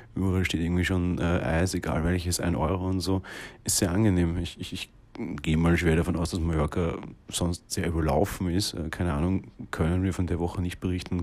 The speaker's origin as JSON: {"language": "German", "region": "Vienna", "country": "Austria", "said": "Wir kommen ja aus Wien"}